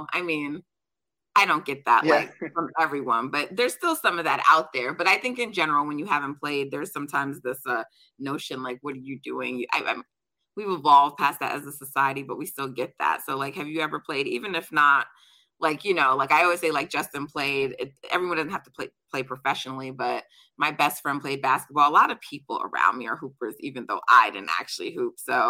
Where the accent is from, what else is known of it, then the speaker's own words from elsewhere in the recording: Jamaica; I'm Jamaican, so we're track people in my family. We loved watching basketball, but like Jamaica's about track and field.